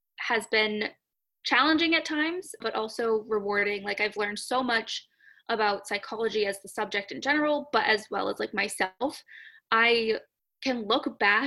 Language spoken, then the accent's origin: English; Massachusetts, United States; moved away as an adult; now in Florida, United States; I grew up in Massachusetts and I went to undergrad about 15 to 20 minutes away from where I lived